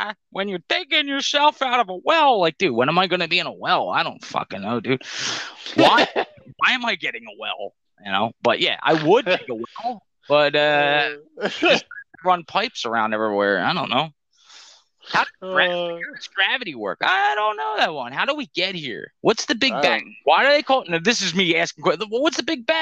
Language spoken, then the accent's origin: English; Philadelphia, Pennsylvania, United States; I grew up in Philly